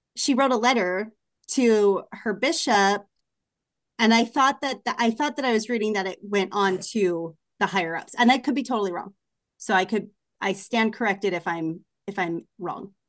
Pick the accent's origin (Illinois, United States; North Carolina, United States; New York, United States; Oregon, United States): Oregon, United States; Portland; moved away; I'm from Portland